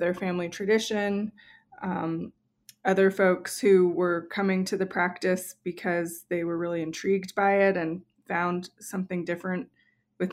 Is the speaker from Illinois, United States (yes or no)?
no; New Mexico, United States; when I was a little kid growing up in New Mexico